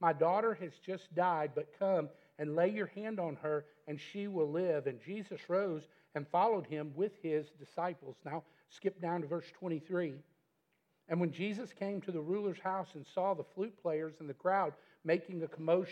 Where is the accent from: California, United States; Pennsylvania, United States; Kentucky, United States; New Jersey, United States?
Kentucky, United States; Metcalfe County; moved away as an adult; now in Glasgow, United States; we are from Chicago, Metcalf County originally